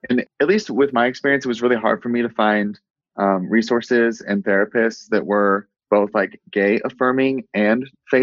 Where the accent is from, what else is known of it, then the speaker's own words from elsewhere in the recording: Willard, Missouri, United States; now in Utah, United States; I grew up in Missouri in a really small town called Willard.